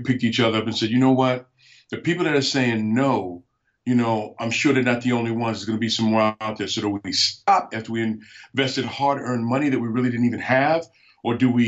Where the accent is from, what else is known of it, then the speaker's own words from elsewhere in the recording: New York City, New York, United States; moved away as an adult; also born or lived in Alaska; I was born and raised in New York City, so I'm not an Alaskan